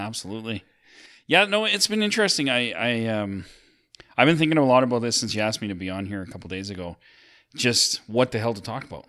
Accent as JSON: {"language": "English", "town": "Sylvan Lake", "region": "Alberta", "country": "Canada", "tie": "born or raised there", "said": "we grew up in Sylvan Lake"}